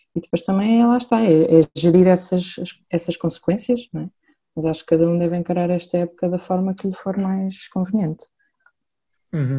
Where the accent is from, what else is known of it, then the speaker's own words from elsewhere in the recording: Santarém, Santarém District, Portugal; sou de Santarém